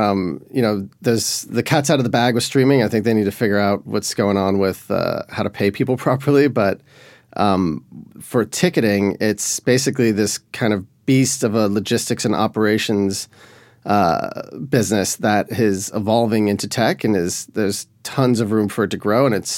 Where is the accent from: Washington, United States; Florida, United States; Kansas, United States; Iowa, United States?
Florida, United States; Miami; also born or lived in Boulder / Boston / Sevilla / Buenos Aires; now in Nashville, United States; So I'm originally from Miami, Florida, but since then I've lived in Boulder, Colorado, Boston, Sevilla, Spain, Buenos Aires, Orlando, Puerto Rico, New York, and now I live in Hillsborough West End in Nashville.